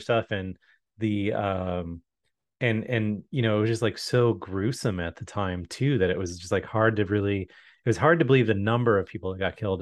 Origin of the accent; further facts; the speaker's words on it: Chicago, Illinois, United States; moved away; growing up in the Chicago area